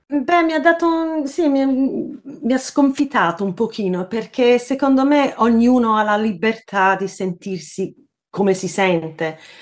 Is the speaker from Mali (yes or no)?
no; Sydney, New South Wales, Australia; moved away as an adult; also born or lived in Naples, Italy; now in London, United Kingdom; andavo dai nonni a Napoli dove sono nata in un certo senso, anche se sono cresciuta in Australia